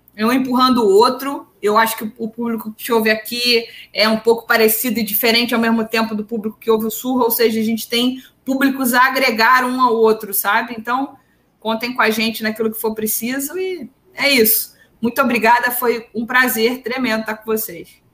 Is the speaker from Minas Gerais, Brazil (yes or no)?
no; Duque de Caxias, Rio de Janeiro, Brazil; eu sou de Caxias